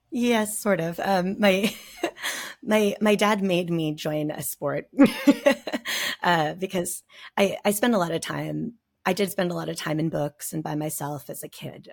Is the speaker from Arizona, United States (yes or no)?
yes; Nogales, Arizona, United States; I lived in Nogales, Arizona